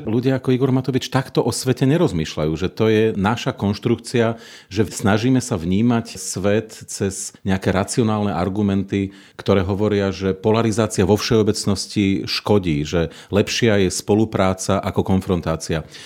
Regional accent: Slovakia

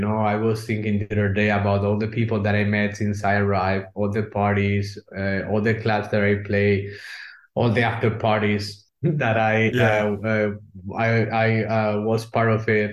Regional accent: Spain; English is a second language; moved away as an adult; now in Germany; we are not from Germany. I'm from Spain.

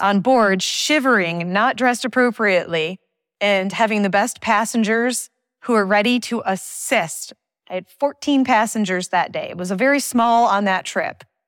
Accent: Thousand Islands, Saint Lawrence Seaway, New York, United States; I grew up on the Canadian border of the Great Lakes and the Saint Lawrence Seaway

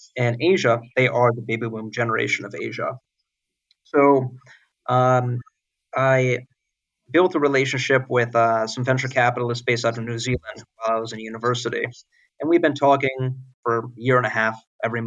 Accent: Los Angeles, California, United States; moved away as an adult; also born or lived in Boston; I'm from Los Angeles, went to university in Boston

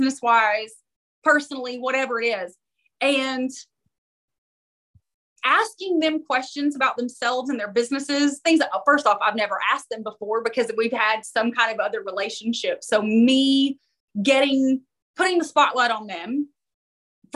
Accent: Knoxville, Tennessee, United States; Knoxville. This is my hometown

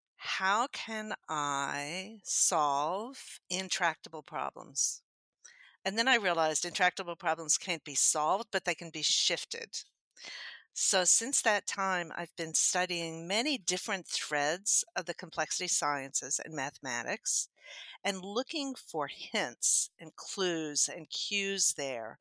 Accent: Happy, Texas, United States; I was born in Happy, Texas.

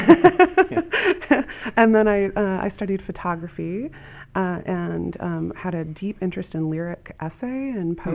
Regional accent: Asbury, Iowa, United States; I grew up right outside Dubuque in Asbury, Iowa

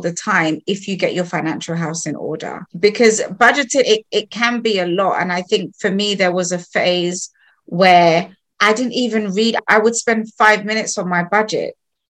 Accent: Sierra Leone; I'm from Sierra Leone and we speak Creole, but it sounds like patois

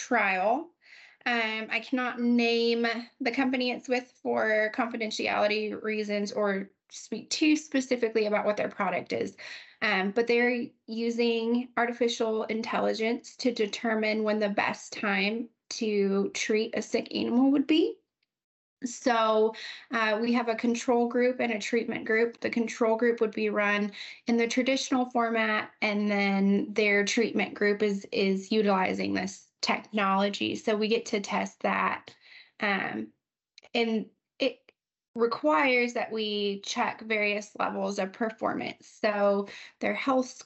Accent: New Mexico, United States; moved away as an adult; now in Amarillo, United States; growing up in New Mexico, we don't have a huge ag sector

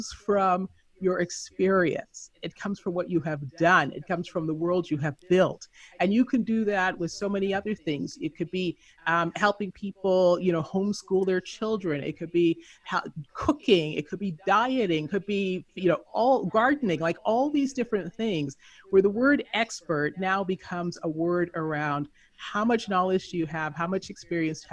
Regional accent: Canada; moved away as an adult; also born or lived in Southern California / Philippines / Colombia / Chile; I grew up in Canada, so I joined the Canadian Foreign Service

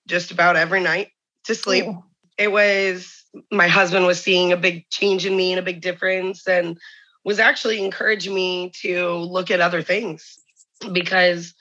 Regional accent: Indiana, United States; I'm from Indiana

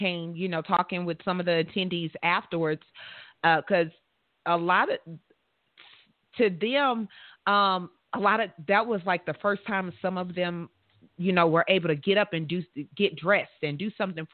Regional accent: the South, United States; I'm from the South

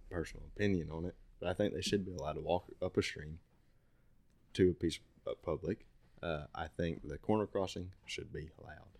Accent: United States; I was born and raised right there in Cassia

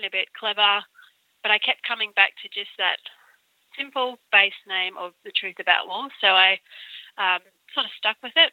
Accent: Brisbane, Queensland, Australia; moved away; I grew up in Brisbane

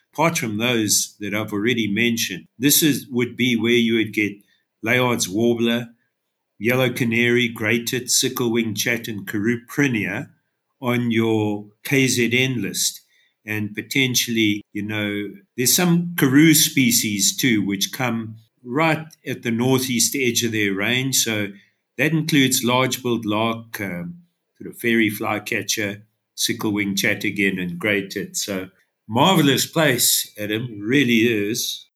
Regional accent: Durban, KwaZulu-Natal, South Africa; now in Underberg, South Africa; I was born and bred in Durban

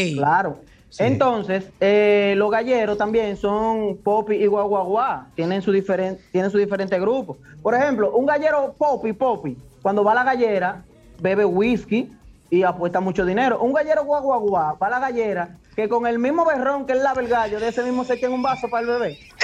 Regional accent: Barahona, Dominican Republic; yo soy de Barahona

